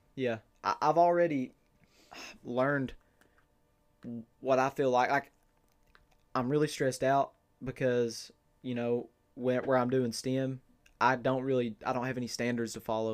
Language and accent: English; Inez, Kentucky, United States; I am from, born and raised in Ines, Kentucky, Martin County